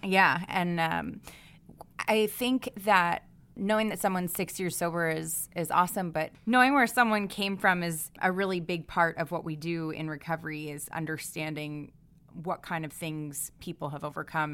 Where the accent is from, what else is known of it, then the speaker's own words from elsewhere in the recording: East Coast, United States; I grew up mostly on the East Coast, but my parents are New Englanders